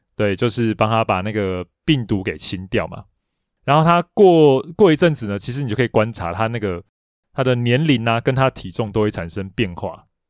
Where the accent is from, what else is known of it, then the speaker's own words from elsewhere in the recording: Taiwan; 我小时候玩的电子机，因为我是在台湾玩到嘛